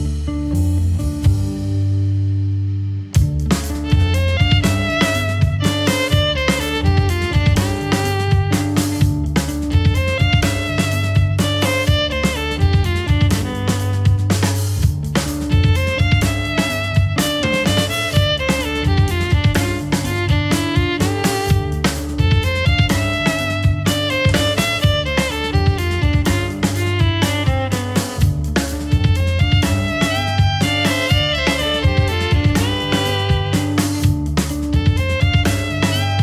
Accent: New Rochelle, New York, United States; moved away; also born or lived in Poughkeepsie; I'm from New Rochelle, New York

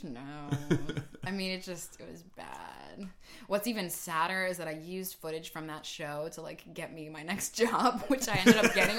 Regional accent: United States; I'm a singer from America

